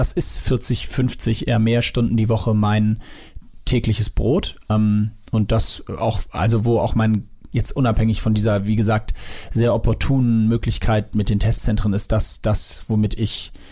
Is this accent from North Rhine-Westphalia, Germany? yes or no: no; Sylt, Schleswig-Holstein, Germany; Ich bin auf Sylt aufgewachsen quasi.